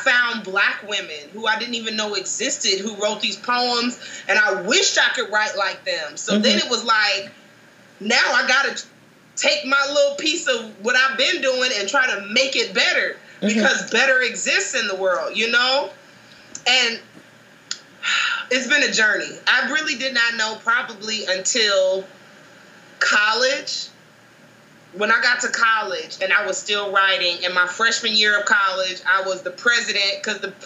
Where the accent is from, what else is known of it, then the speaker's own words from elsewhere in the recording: Chicago, Illinois, United States; also born or lived in Baltimore; Did I mention from Chicago? My hometown.